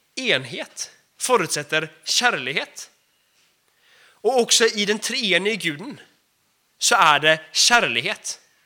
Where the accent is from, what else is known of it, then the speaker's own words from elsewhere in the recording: Sweden; Jag är också svensk.